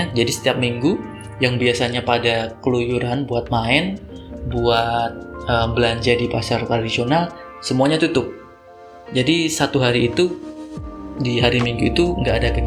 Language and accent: Indonesian; Salatiga, Central Java, Indonesia; Gue adalah salah satu putra daerah yang lahir dan besar di kota Salatiga dan selama gue hidup di sana memang suasananya tuh nggak pernah ada hiruk pikuk